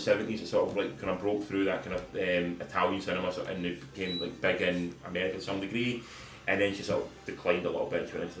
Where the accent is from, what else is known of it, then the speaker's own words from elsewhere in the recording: Scotland, United Kingdom; as a Scotsman